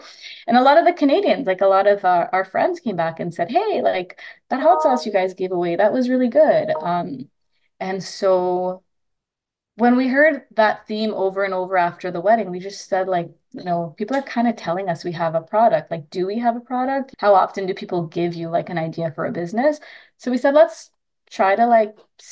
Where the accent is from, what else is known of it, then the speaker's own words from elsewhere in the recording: Trinidad & Tobago; I'm Indo Trinidadian, meaning I'm a ethnically Indian person from Trinidad